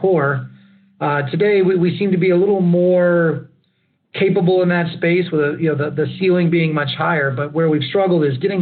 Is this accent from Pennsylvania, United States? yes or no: no; Lockhart, Texas, United States; moved away as an adult; also born or lived in Austin, Texas; I actually grew up and graduated from Lockhart High School